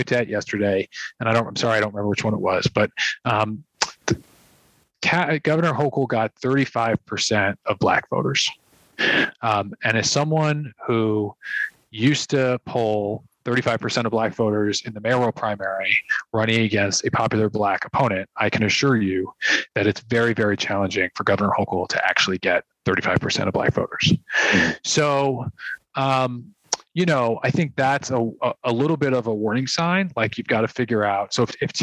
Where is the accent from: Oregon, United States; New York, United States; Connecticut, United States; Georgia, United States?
New York, United States; New York City; I'm a New Yorker first